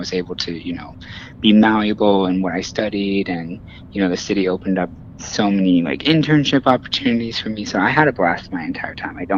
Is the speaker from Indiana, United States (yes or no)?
yes; Indiana, United States; now in New York City, United States; I mean, I moved there from Indiana, so just taking in New York City was like a dream of mine from beginning to end.